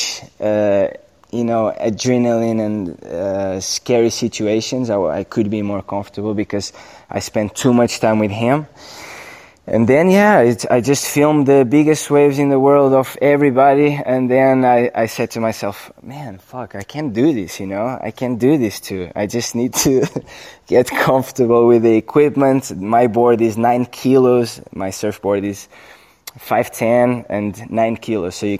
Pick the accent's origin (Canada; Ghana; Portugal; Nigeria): Portugal; Nazaré, Centro; my hometown